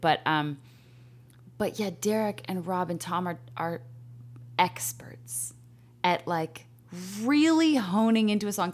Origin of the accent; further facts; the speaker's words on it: Calgary, Alberta, Canada; I'm from Calgary, Canada